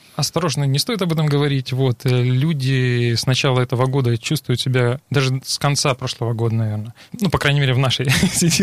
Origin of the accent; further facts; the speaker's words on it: Rostov-on-Don, Rostov Oblast, Russia; also born or lived in Moscow / Krasnodar; Я ростовчанин